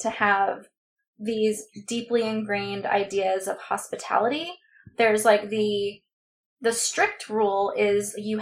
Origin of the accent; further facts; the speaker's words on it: Southern California, United States; my experience growing up in Southern California